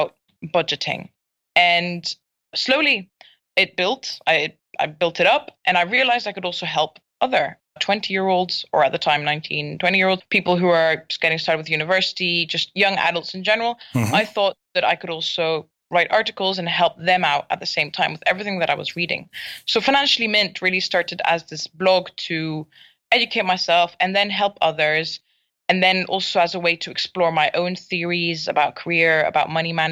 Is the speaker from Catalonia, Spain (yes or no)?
yes; Barcelona, Catalonia, Spain; first language English; moved away as an adult; also born or lived in Scotland; now in Malaysia; I am Scottish, so I was born in Scotland, but I grew up and spent most of my life in Spain, in Barcelona.